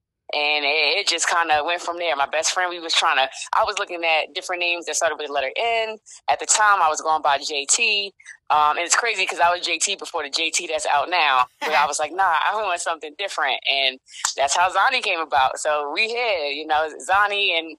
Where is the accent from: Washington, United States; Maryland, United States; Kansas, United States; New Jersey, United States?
New Jersey, United States; Elizabeth; I'm from Elizabeth, New Jersey, born and raised.